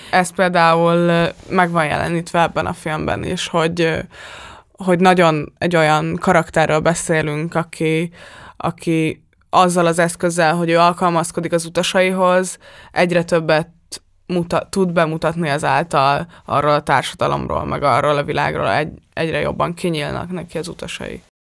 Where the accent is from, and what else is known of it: Hungary